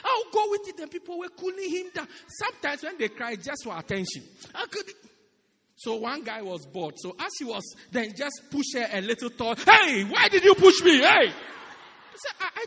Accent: South Africa; moved away

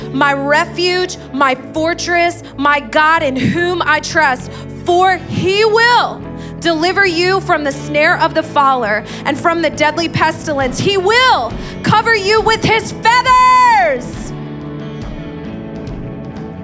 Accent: Indiana, United States; moved away as an adult; now in New York, United States; I'm from Indiana.

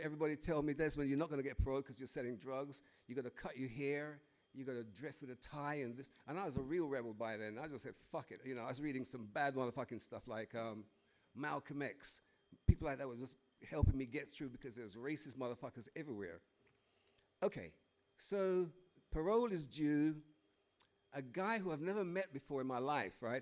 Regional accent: Jamaica; now in United Kingdom; as a kid growing up in Jamaica

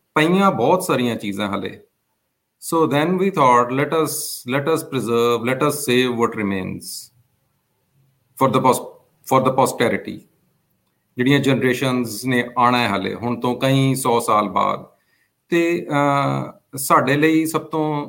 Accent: Chandigarh, India; first language Punjabi; ਮੈਂ ਚੰਡੀਗੜ੍ਹ ਵਿੱਚ ਹੀ ਪੈਦਾ ਹੋਇਆ ਹੈਗਾ

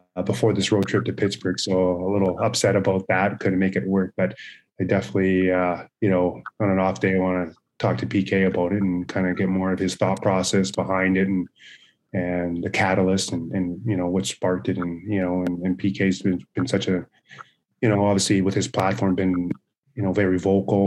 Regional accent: Brandon, Manitoba, Canada; growing up in Brandon, Manitoba

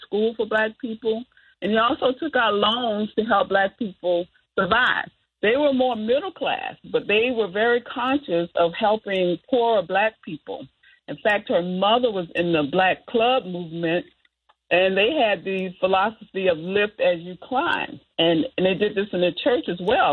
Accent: Southern Florida, United States; my own life growing up in Southern Florida

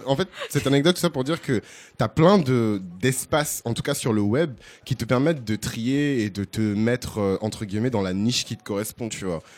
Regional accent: Bordeaux, Nouvelle-Aquitaine, France; now in Paris, France; j'ai grandi à Bordeaux

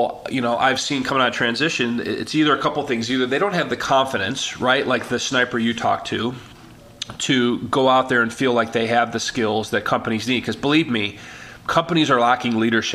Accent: Chicago, Illinois, United States; I was born and raised in Chicago

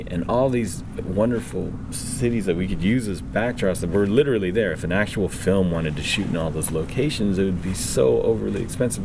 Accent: Vancouver, British Columbia, Canada; I grew up in Vancouver

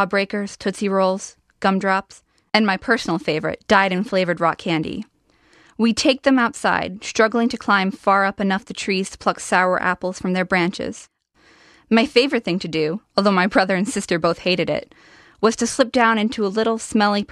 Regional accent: Vienna, Virginia, United States; I'm from Vienna, Virginia. I'm a high school sophomore

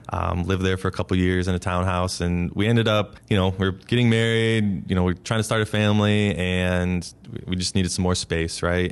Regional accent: Geneva, Ohio, United States; moved away; I'm from Geneva, Ohio, small little town right on Lake Erie, uh, the northeast corner of Ohio

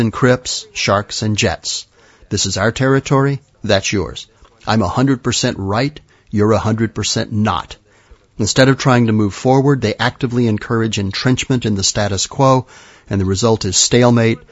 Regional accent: Madrid, Community of Madrid, Spain; moved away; When I was a kid, growing up in Madrid

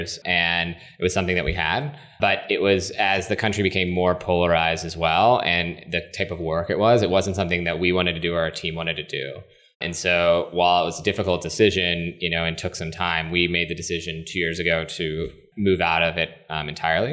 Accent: West Virginia, United States; moved away as an adult; also born or lived in Boston / New York; now in Washington, D.C., United States; I, like I said, grew up in West Virginia, went to school in Boston

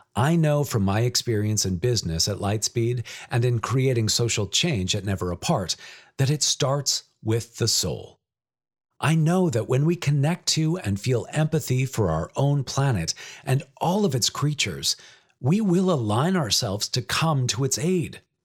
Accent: British Columbia, Canada; Growing up in British Columbia, with its abundance of wild natural settings and wetlands, within and beside the cities of Richmond and Vancouver

